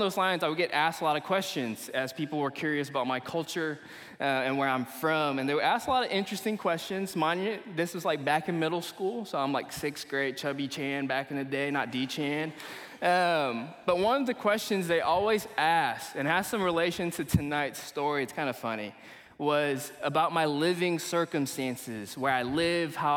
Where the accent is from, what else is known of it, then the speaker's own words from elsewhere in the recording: Kuala Lumpur, Malaysia; moved away; also born or lived in Eureka, Missouri, United States; I'm originally from Malaysia. I was born and raised in Kuala Lumpur, Malaysia, and we ended up moving to the United States around 2009. To a small town in Missouri called Eureka.